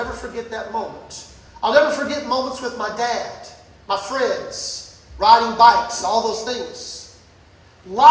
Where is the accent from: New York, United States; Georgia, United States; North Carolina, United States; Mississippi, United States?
Mississippi, United States; Brookhaven; I was born and raised in Mississippi, Brookhaven, country boy.